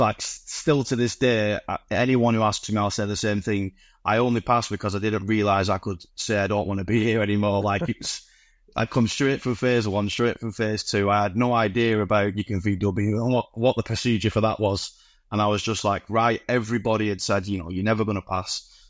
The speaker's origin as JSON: {"language": "English", "town": "Bolton", "region": "North West England", "country": "United Kingdom", "said": "so I came from from Bolton, the northwest. It's quite a military kind of area anyway."}